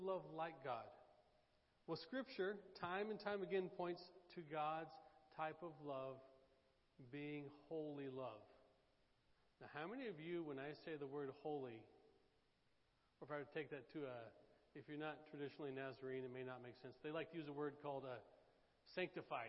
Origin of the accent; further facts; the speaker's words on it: Oklahoma, United States; now in Daytona Beach, United States; I'm from Oklahoma.